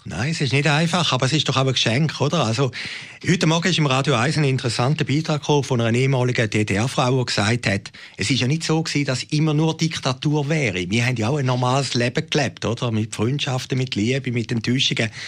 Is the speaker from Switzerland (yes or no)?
yes; Switzerland; als Schweizer